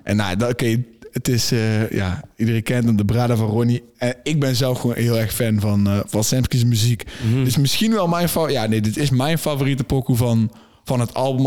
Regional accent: North Brabant, Netherlands; Wij komen uit het zuiden, wij komen uit Brabant

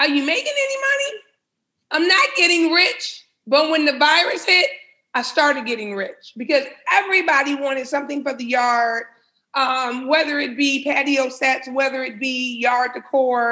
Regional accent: Highland Park, Michigan, United States; I was born and raised in Highland Park, Michigan.

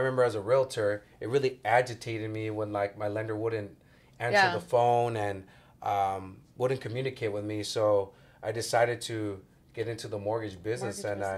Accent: Santa Ana, California, United States; Right there on Cubden and Birch, where Lathrop and Franklin Elementary is at. I went to Franklin.

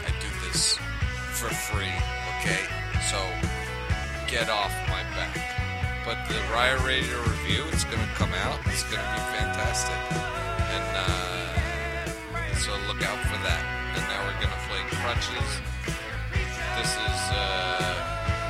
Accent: New York, United States; accent: New York; my New York accent

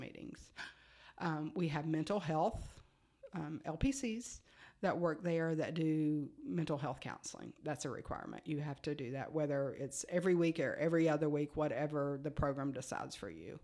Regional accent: United States; moved away as an adult; now in Frisco, United States; we're from Virginia, Tennessee area, where Virginia and Tennessee touch

